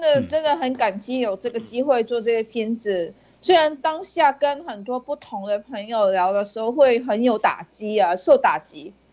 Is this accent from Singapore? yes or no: yes; Singapore; moved away as an adult; now in Hong Kong; 我住在香港十年，但是我是新加坡人